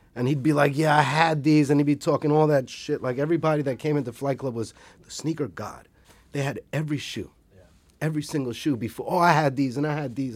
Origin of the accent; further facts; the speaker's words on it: New York City, New York, United States; never fucking played soccer in Brooklyn